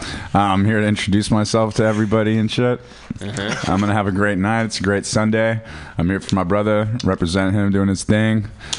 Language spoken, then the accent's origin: English; San Francisco, California, United States; also born or lived in Hawaii; I was born in Hawaii. I only spent 3 years there. I consider San Francisco my home, because that's where all my brothers are and all my oldest friends are, even though I've traveled the world.